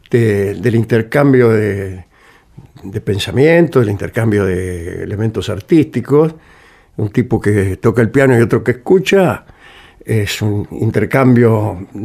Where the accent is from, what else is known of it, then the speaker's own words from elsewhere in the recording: Morse, Buenos Aires, Argentina; Yo nací en Morse